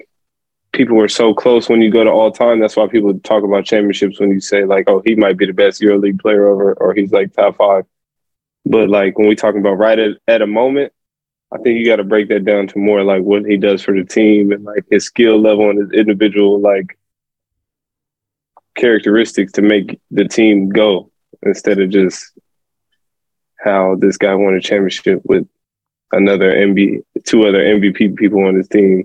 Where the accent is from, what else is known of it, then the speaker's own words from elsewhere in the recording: United States; moved away; I'm American